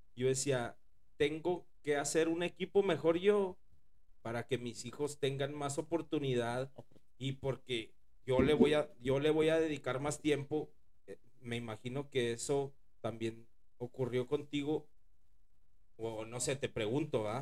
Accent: Ciudad Juárez, Chihuahua, Mexico; yo también vengo de Ciudad Juárez

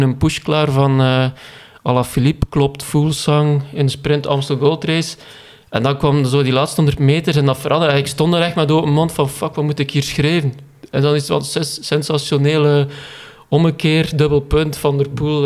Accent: Koolskamp, Flanders, Belgium; ik ben afkomstig van Koolskamp

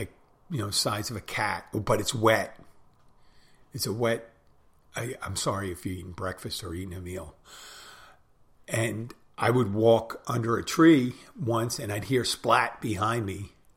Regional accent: Pennsylvania, United States; I'm from Pennsylvania.

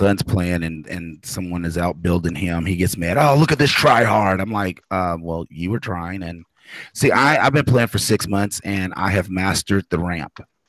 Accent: Kentucky, United States; I'm from Kentucky. I love that they're doing it, but I cannot be outdone by Kentucky.

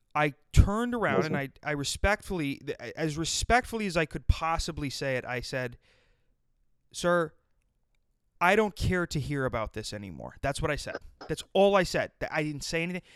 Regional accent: South Dakota, United States; I grew up in South Dakota

